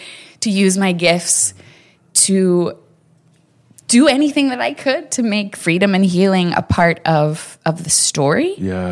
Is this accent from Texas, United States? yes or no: yes; Katy, Texas, United States; also born or lived in China; my family's been in Katy since like 1908